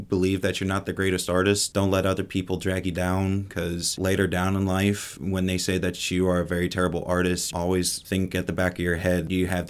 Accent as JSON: {"language": "English", "town": "Washington", "region": "Pennsylvania", "country": "United States", "lives_now": "Pittsburgh, United States", "said": "I am 22. Originally, I'm from Washington, PA, but I live in Homewood in the Pittsburgh, Pennsylvania area."}